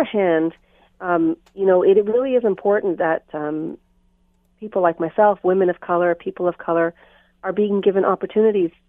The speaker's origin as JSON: {"language": "English", "country": "Canada", "tie": "born or raised there", "also_born_or_lived": "Trinidad", "said": "I was born in Trinidad, but I came here when I was 5. So although I consider myself Canadian because my values are Canadian and I was brought up as a Canadian"}